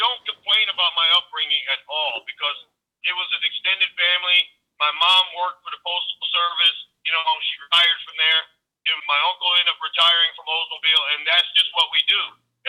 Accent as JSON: {"language": "English", "town": "Lansing", "region": "Michigan", "country": "United States", "tie": "born or raised there", "said": "I grew up in Lansing, Michigan. I was born on the west side of town on a street called Chelsea. It's right over by Riddle Elementary."}